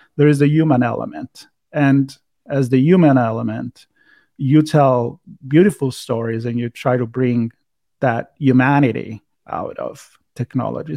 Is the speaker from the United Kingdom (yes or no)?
no; Italy; accent: Italian; my Italian accent